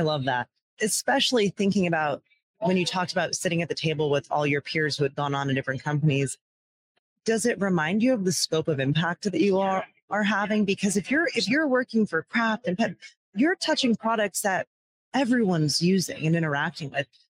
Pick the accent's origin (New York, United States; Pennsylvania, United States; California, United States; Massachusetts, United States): Pennsylvania, United States; Downingtown; my hometown of downingtown pennsylvania was a huge paper mill area